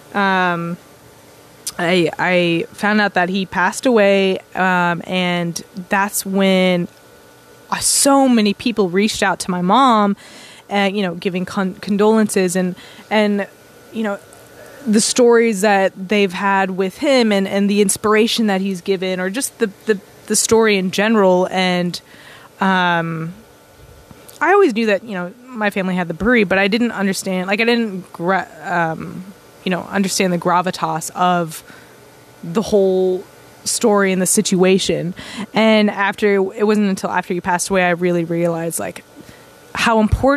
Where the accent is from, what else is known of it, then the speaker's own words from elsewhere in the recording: Austin, Texas, United States; also born or lived in Buffalo, New York; I was born and raised in Austin